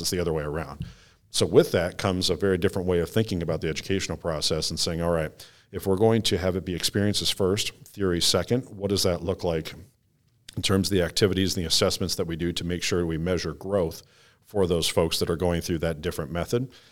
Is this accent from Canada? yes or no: no; Hastings, Michigan, United States; grew up on the west side of Michigan, um, sort of southwest. Uh, if you drew a triangle between Battle Creek, Kalamazoo, and Grand Rapids, I'm right smack dab in the middle in Hastings.